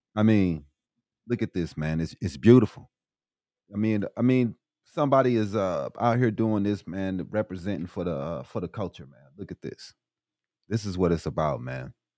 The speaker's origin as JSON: {"language": "English", "region": "Illinois", "country": "United States", "moved": "yes", "lives_now": "Arizona, United States", "said": "I'm from Illinois myself"}